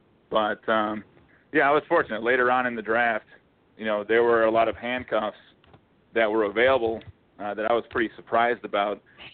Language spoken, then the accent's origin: English; Neenah, Wisconsin, United States; now in Appleton, United States; I grew up in Neenah.